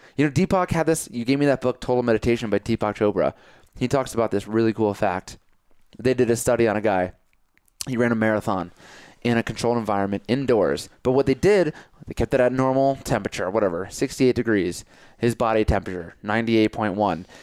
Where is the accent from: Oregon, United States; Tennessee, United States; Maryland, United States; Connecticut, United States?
Connecticut, United States; moved away as an adult; also born or lived in New York City; now in Colorado, United States; I grew up in Connecticut, but I live in New York City.